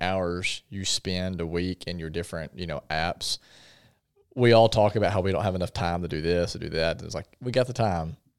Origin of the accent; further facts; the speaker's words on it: Paragould, Arkansas, United States; I grew up in Paragould